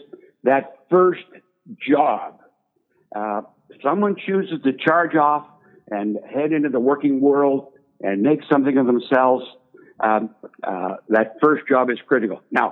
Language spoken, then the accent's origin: English; Sudbury, Ontario, Canada; moved away; I grew up in Sudbury. It's a mining town in northern Ontario, a tough place.